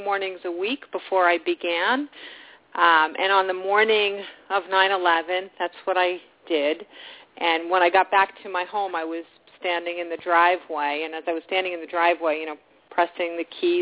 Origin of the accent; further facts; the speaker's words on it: New York, United States; being a New Yorker